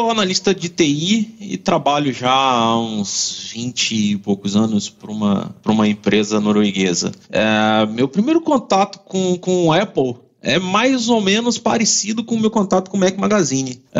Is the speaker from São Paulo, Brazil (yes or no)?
no; Rio de Janeiro, Brazil; now in Vila Velha, Brazil; Eu sou carioca, mudei pra cá há 20 anos, então já sou capixaba.